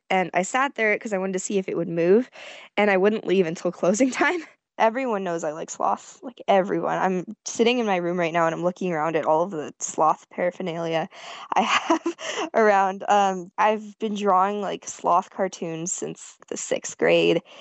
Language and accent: English; San Jose, California, United States; I'm a freshman in high school and I'm 15 years old. I'm from San Jose, California, and I'm going to Costa Rica to stay in the sloth sanctuary with my family.